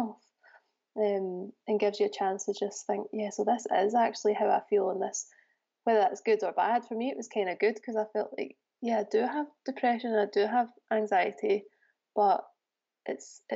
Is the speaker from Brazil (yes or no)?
no; Scotland, United Kingdom; moved away as an adult; now in Birmingham, United Kingdom; I'm originally from Scotland, and I moved to Birmingham in 2016 because my husband got a job here